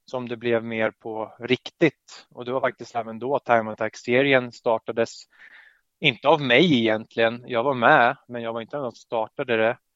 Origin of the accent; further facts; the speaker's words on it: Södertälje, Stockholm County, Sweden; som man hör på mitt efternamn så har jag polska föräldrar. Och född och hör hemma i Södertälje